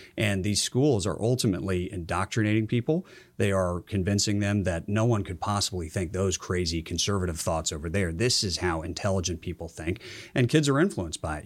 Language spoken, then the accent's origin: English; Georgia, United States; moved away as an adult; I grew up in Georgia, uh, played high school football down there for a powerhouse